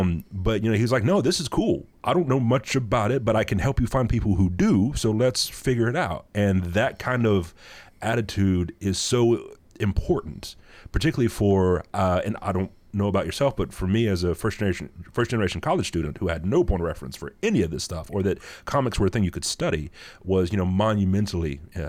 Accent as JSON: {"language": "English", "region": "North Carolina", "country": "United States", "tie": "born or raised there", "also_born_or_lived": "Bowling Green, Ohio", "said": "I grew up in North Carolina, was educated in North Carolina"}